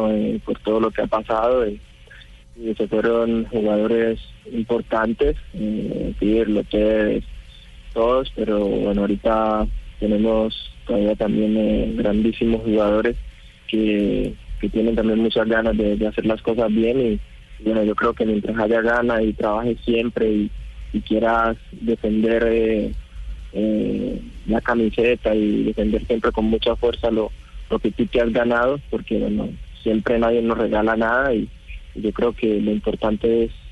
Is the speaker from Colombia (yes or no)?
yes; Colombia; moved away as an adult; now in Italy; En el momento que salí de Colombia, ya hace un año, solamente me fui acá siete meses y bueno, volver a casa siempre siempre te da emoción